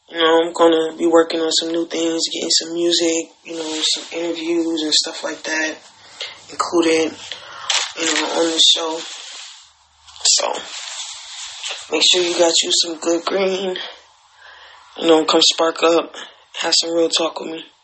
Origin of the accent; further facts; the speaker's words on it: Alabama, United States; I'm from Alabama. I grew up in Alabama